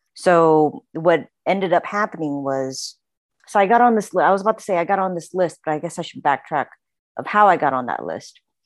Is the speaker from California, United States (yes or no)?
no; Houston, Texas, United States; moved away as an adult; also born or lived in Oklahoma / Boston; now in Los Angeles, United States; we moved to Houston, um, when I was six years old